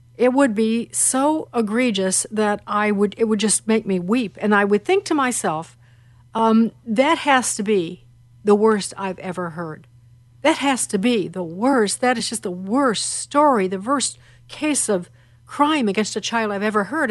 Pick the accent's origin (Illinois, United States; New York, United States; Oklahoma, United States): Illinois, United States; Chicago; moved away; Chicago's my hometown